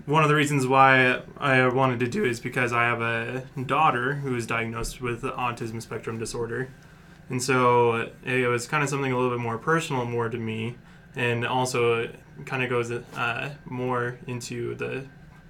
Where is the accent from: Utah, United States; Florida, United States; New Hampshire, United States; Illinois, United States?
Utah, United States; Salt Lake City; I am originally from Salt Lake City, Utah.